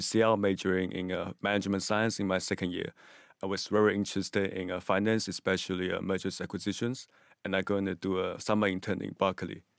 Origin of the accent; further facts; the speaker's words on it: Hong Kong; also born or lived in Singapore; now in London, United Kingdom; I was from Hong Kong, China, and I was living in Singapore for five years.